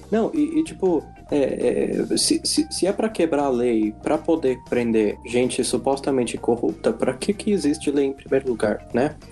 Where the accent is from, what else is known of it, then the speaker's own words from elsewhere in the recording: Brazil; como brasileiro